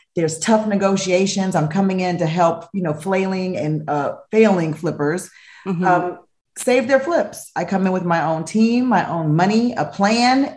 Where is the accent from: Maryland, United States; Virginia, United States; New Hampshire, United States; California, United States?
California, United States; Los Angeles; moved away as an adult; moving back to Los Angeles, my hometown